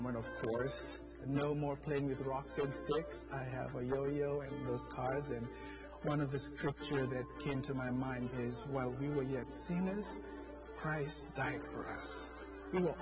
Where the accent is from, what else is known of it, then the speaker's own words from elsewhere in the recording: Fiji; moved away; I'm originally from the Fiji Islands